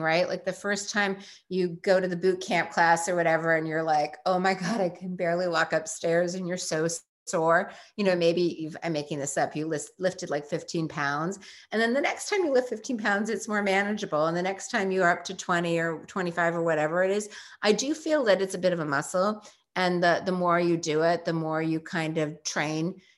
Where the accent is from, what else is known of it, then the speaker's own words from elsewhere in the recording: New York, United States; we're both from New York.